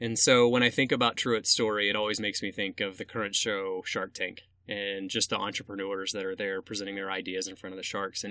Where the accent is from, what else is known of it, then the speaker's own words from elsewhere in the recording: Atlanta, Georgia, United States; moved away as an adult; now in Central Illinois, United States; I grew up in Atlanta and I'm the youngest of three